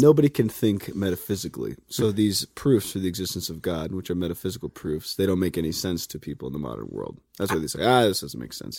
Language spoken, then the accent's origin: English; Highlands Ranch, Colorado, United States; I'm from Highlands Ranch